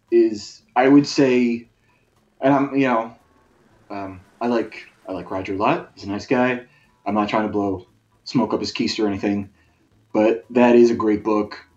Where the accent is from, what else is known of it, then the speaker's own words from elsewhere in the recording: California, United States; Like, I grew up in Southern California